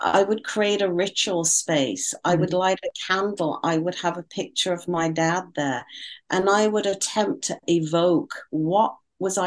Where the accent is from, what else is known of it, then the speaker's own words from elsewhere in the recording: United Kingdom; being a Brit